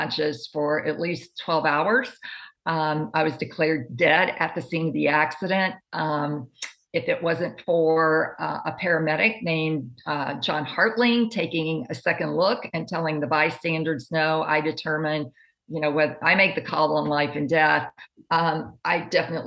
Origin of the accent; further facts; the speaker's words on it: the South, United States; also born or lived in Hawaii; now in New Bern, United States; I grew up in the South where my dad was strictly forbade alcohol